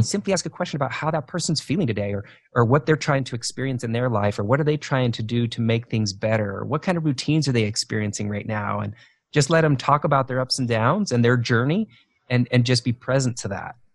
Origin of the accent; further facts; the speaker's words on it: Idaho, United States; moved away as an adult; also born or lived in Asia / eastern United States; now I live back in where I kind of where I grew up in Idaho